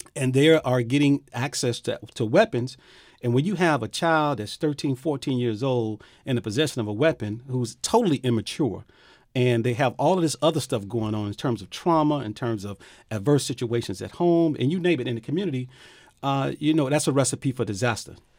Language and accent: English; Miami, Florida, United States; I grew up in Liberty City